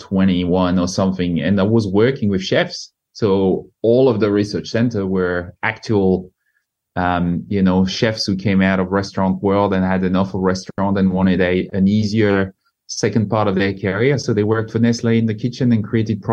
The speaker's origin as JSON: {"language": "English", "region": "northern France", "country": "France", "tie": "born or raised there", "moved": "as an adult", "lives_now": "Australia", "said": "born in the north of France"}